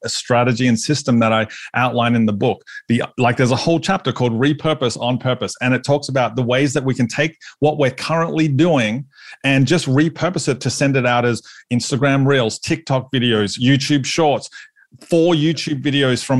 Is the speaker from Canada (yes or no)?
no; Australia; I'm Aussie